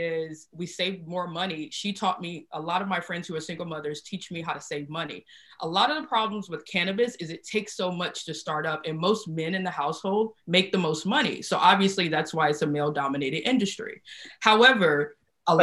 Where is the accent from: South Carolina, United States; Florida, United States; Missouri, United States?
South Carolina, United States; moved away as an adult; now in California, United States; I'm from South Carolina and I was raised in the South